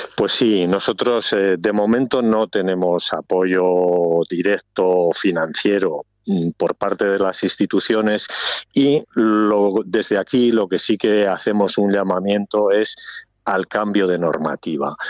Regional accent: Ribera del Duero, Castile and León, Spain; mi pueblo pues lógicamente está ligado, está dentro de la ribera del Duero

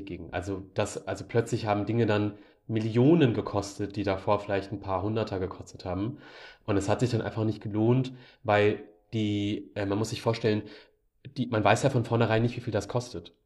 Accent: Germany; ich bin Deutscher und ich will hier bleiben.

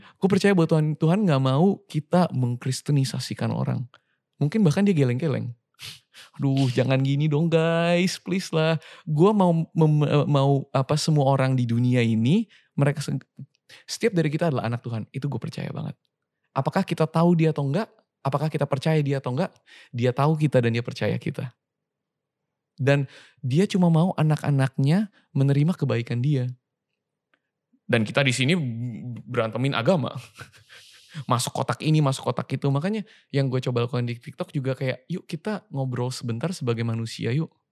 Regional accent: Indonesia; moved away as an adult; also born or lived in Sydney; gue lahir di Indonesia

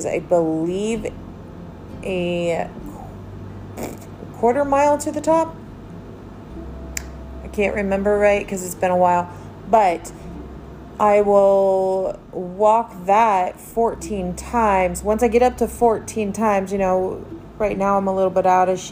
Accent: Lancaster, Ohio, United States; moved away as an adult; now in Minnesota, United States; I am originally from Lancaster, Ohio.

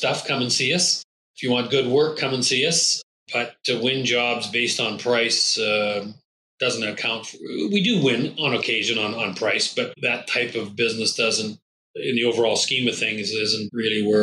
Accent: Scotland, United Kingdom; I'm Scottish

